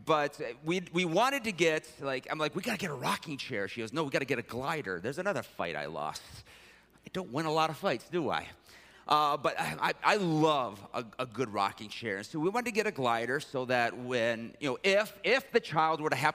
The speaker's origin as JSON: {"language": "English", "town": "Detroit", "region": "Michigan", "country": "United States", "tie": "born or raised there", "said": "I was raised in Detroit"}